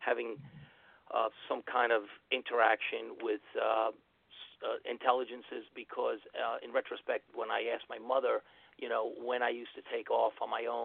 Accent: New York City, New York, United States; I was born in Queens, New York, Kew Gardens

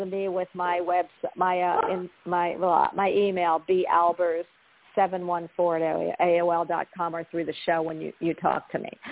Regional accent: Philadelphia, Pennsylvania, United States; moved away; also born or lived in Florida; I'm from Philly, so New York and New Jersey were my stomping ground.

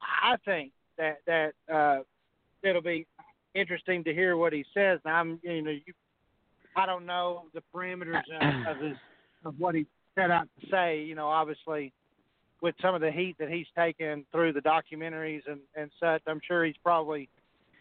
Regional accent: Arkansas, United States; I'm from Arkansas

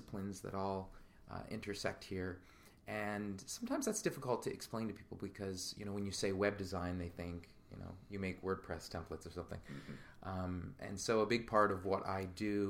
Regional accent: Capital District, New York, United States; also born or lived in Philadelphia; we grew up in the Capital District

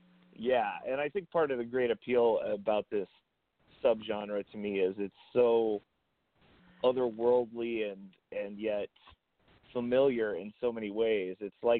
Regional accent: the West, United States; I'm from the West.

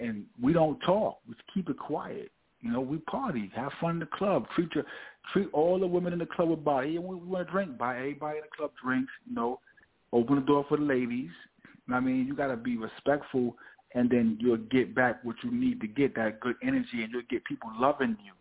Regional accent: New York City, New York, United States; also born or lived in Bronx; I was born in Bronx, but I was raised in Harlem

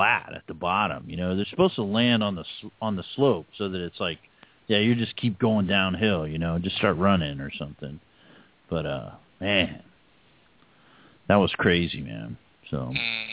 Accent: Miami, Florida, United States; moved away; I'm from Miami

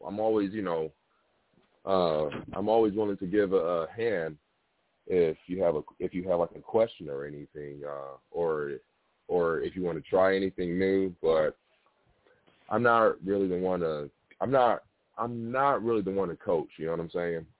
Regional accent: Detroit, Michigan, United States; I'm from Detroit

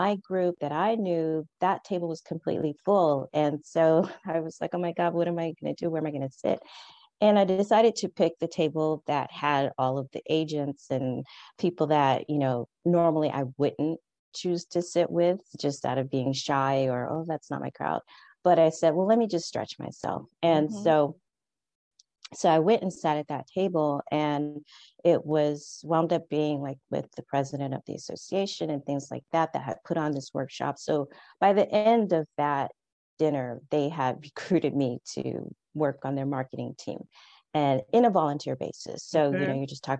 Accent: California, United States; moved away as an adult; now in Paris, France; I'm originally from California

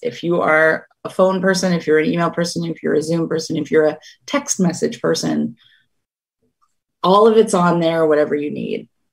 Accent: the Berkshires, Western Massachusetts, United States; now in Cape Cod, United States; I grew up in the Berkshires. I grew up in the mountain region of Western Mass

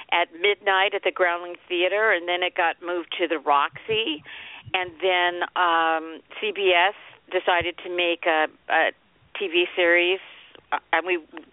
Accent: Los Angeles, California, United States; also born or lived in Norwalk, California / Beverly Hills, California; I grew up in Los Angeles, and I was in Norwalk, California, going to school, like the first and second grade

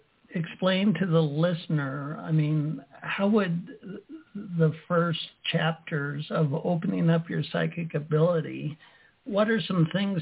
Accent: Utah, United States; I grew up staunch Mormon in Utah

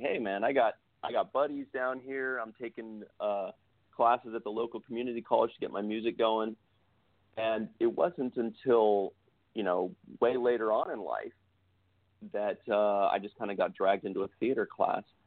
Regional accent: San Jose, California, United States; moved away as an adult; now in Los Angeles, United States; I was from San Jose and I'd played in some some bands

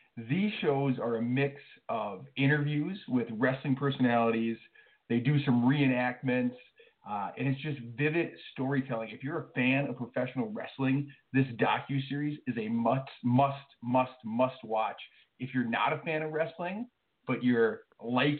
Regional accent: Minnesota, United States; I am from Minnesota

